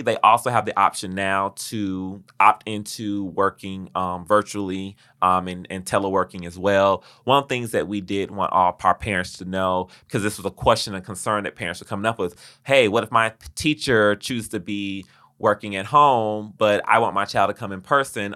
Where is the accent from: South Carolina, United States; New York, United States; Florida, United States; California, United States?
Florida, United States; Miami; moved away; Growing up in Miami, Florida, I had dreams, aspirations, and ideas